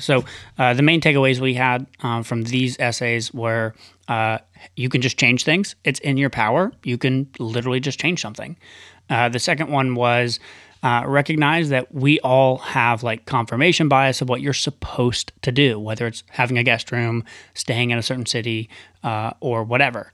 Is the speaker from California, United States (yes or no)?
no; Tennessee, United States; moved away; one of my best friends growing up, Nathan, and, uh, and his wife moved out to L A and from Tennessee. And that was really the first person I knew from my hometown that went away